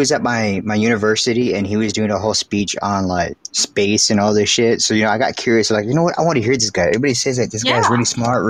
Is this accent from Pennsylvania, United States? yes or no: no; Texas, United States